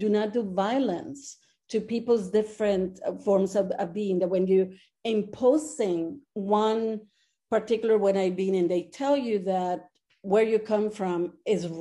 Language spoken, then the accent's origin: English; Monterrey, Nuevo León, Mexico; moved away as an adult; also born or lived in Milwaukee, Wisconsin, United States; now in United States; And I grew up in Monterrey, Mexico.